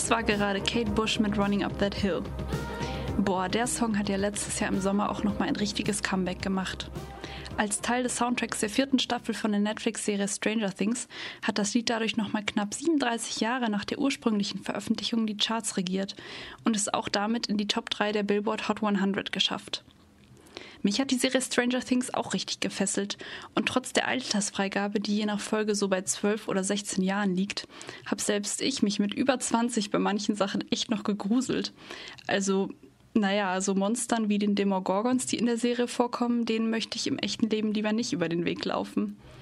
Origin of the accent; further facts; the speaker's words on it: Munich, Bavaria, Germany; now in Cologne, Germany; in meiner Heimatstadt München